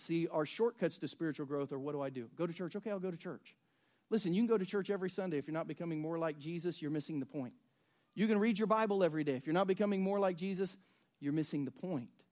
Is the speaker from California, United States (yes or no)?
no; Southern Ohio, United States; now in Lee's Summit, United States; I grew up in Southern Ohio